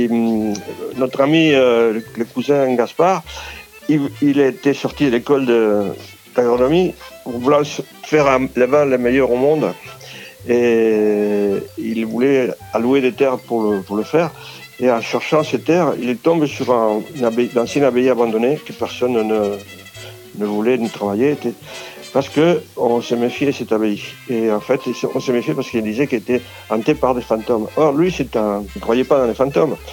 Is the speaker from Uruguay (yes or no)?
yes; Uruguay; French is a second language; moved away as an adult; also born or lived in Argentina; now in France; Comme euh, immigrant en France, que je viens d'Amérique du Sud, de l'Uruguay et d'Argentine, et que je suis arrivé ici quand j'avais déjà 30 ans